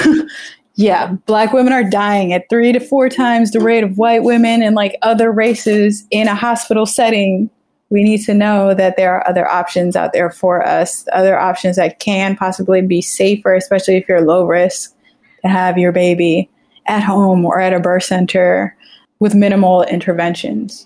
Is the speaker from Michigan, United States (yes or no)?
no; Florida, United States; also born or lived in Trinidad; I grew up in Florida